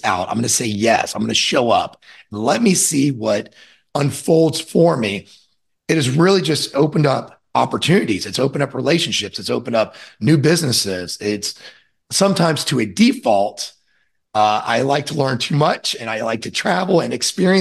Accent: Orlando, Florida, United States; I'm from Orlando, Florida, and I grew up on the lake I live on now

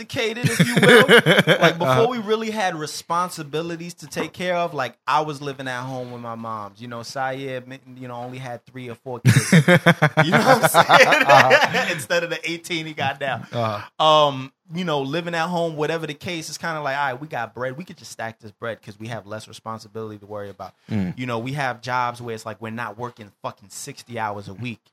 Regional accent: New York City, New York, United States; moved away; we're from the Bronx. We live the majority of our lives out there, and we've seen or our childhoods out there

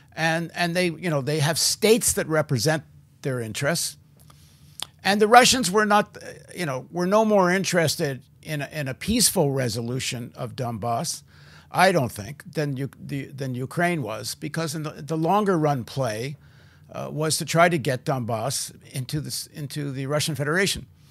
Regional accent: Canada; In Canada, I, where I grew up

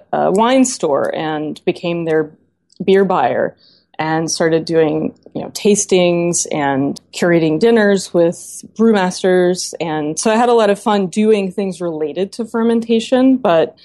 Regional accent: Memphis, Tennessee, United States; moved away; also born or lived in Knoxville, Tennessee; I grew up in Memphis, Tennessee

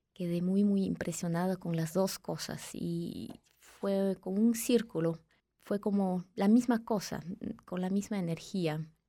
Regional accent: Peru; now in Switzerland; Crecí en Perú, nací en Suiza, pero Luego crecí en Perú

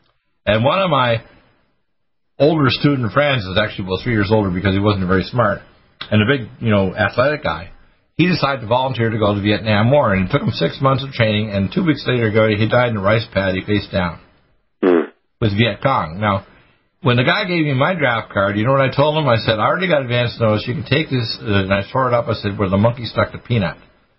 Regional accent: Detroit, Michigan, United States; born there; also born or lived in Dartmouth, Canada; Now, in grade 10, I was living in Dartmouth, Nova Scotia. I was born in Detroit, Michigan, so I'm an American.

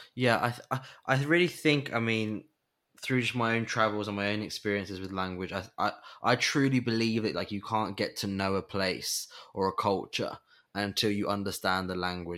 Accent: England, United Kingdom; as an English person

